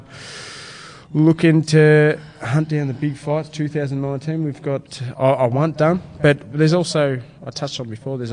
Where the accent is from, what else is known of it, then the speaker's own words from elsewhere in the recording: Melbourne, Victoria, Australia; We're both from Melbourne